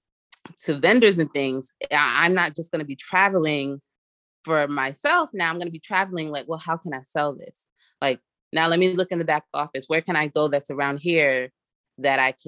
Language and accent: English; New York, United States; I'm from America. I'm from New York